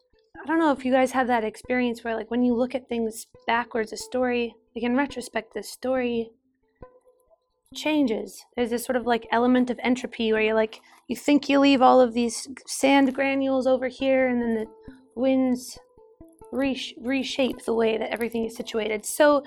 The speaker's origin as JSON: {"language": "English", "region": "Utah", "country": "United States", "tie": "born or raised there", "said": "growing up in Utah in the desert, being exposed to old cowboy Appalachian music"}